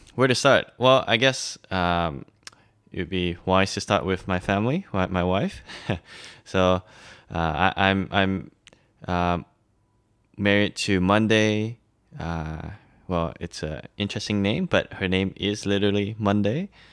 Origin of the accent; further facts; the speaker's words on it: Malaysia; also born or lived in Shanghai, China; now in Australia; I'm from Malaysia. Um, yeah, and I've grew up there half my life, but, um, half my life somewhere else